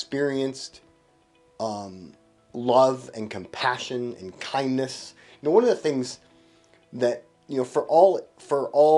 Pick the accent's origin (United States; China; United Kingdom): United States; Stockton, California; I grew up in Stockton in a time when our neighborhood had more Southeast Asian kids